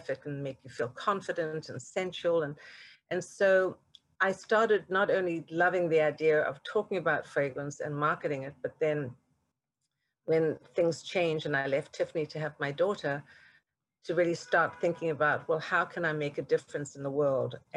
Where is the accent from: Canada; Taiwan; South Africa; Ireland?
South Africa; now in United States; Well, you know, if you'd have told me growing up in South Africa that one day I would have this incredible opportunity to really define the fragrance di- direction of this iconic corporate brand